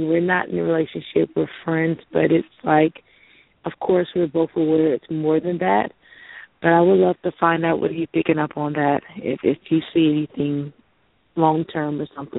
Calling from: Louisiana, United States; I am calling from Louisiana.

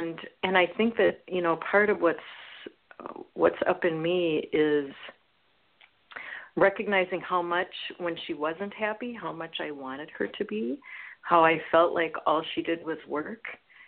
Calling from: Oregon, United States; calling from Oregon

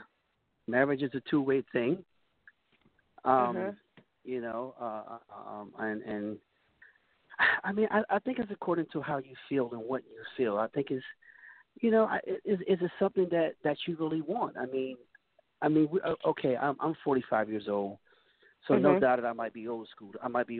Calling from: New Castle, Delaware, United States; I'm calling from Newcastle, Delaware.

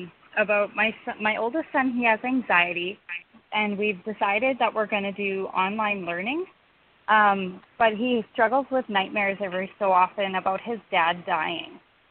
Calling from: Saskatchewan, Canada; I'm calling from Saskatchewan, Canada.

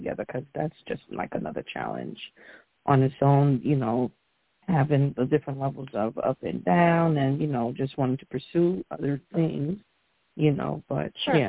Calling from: Stamford, Connecticut, United States; I'm calling in from Stamford, Connecticut.

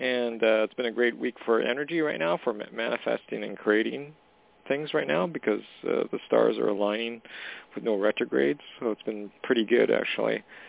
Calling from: Canada; Hey, Jorianne. It's … from Canada.

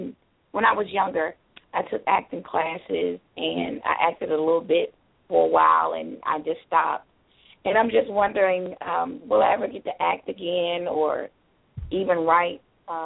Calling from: Tucker, Georgia, United States; I am calling from Tucker, Georgia.

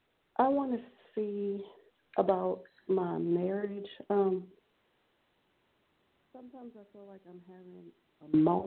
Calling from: Beaumont, Texas, United States; Hi, Ms.Blue. … I'm calling from Beaumont, Texas.

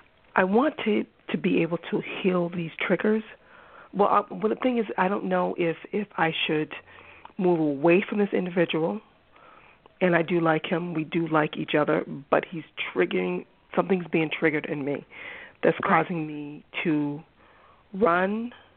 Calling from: Boston, Massachusetts, United States; I am calling from Boston.

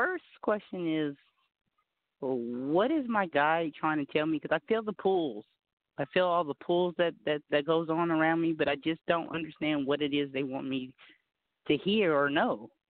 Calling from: California, United States; I'm calling from California.

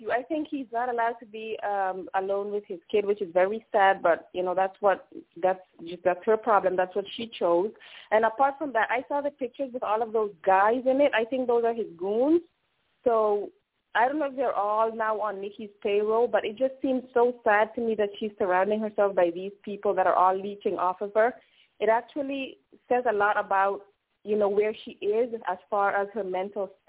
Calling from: Netherlands; I'm calling from Holland. It's morning over here.

